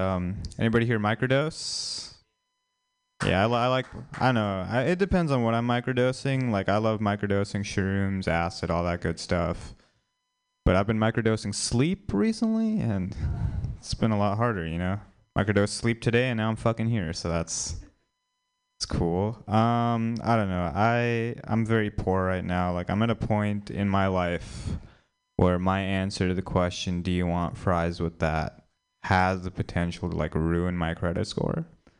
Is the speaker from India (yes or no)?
yes; India; Maybe it's just me, but as an Indian person, Kumar from like the Harold and Kumar movies means a lot more to me than Kamala Harris.